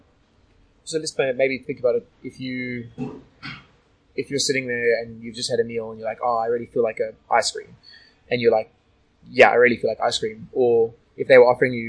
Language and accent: English; South Africa; now in Sydney, Australia; a good friend of mine who I grew up with in South Africa